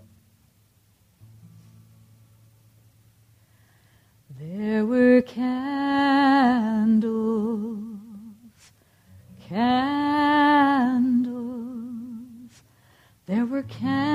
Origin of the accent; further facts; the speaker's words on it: United States; as an American